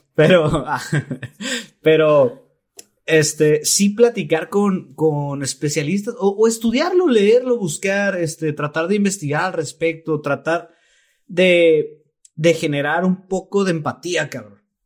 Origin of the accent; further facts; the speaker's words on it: Mexico; los mexicanos, en particular los mexicanos